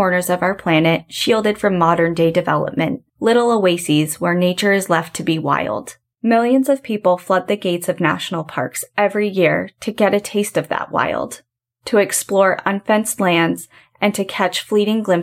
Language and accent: English; New Hampshire, United States; moved away as an adult; now in Washington, United States; we are both New England natives. We're both from New Hampshire. And sadly, I just moved across the country to Washington